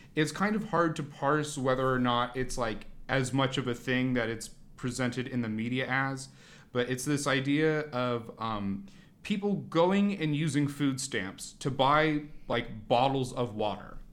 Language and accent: English; Portland, Oregon, United States; growing up in Portland and Oregon, maybe more generally, so much of your conception about, like, what makes this region unique is its greenery